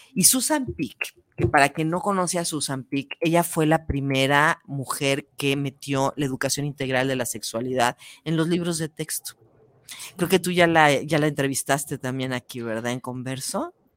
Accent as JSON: {"language": "Spanish", "country": "Mexico", "said": "como mexicanas"}